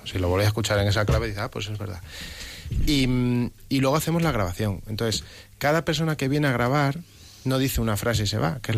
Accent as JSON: {"language": "Spanish", "town": "Plasencia", "region": "Extremadura", "country": "Spain", "moved": "yes", "lives_now": "Madrid, Spain", "said": "yo soy de Plasencia, Extremadura, llevo en Madrid ya 12 años, ¿no?"}